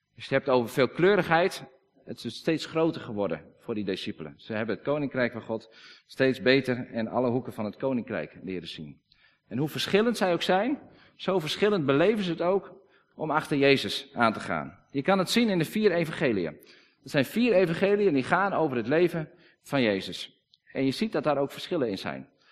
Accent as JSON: {"language": "Dutch", "region": "Friesland", "country": "Netherlands", "said": "Wij zijn Friesen, we praten Fries"}